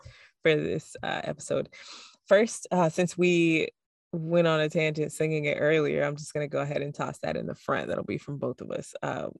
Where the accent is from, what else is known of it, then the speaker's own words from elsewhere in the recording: Florida, United States; I'm from Florida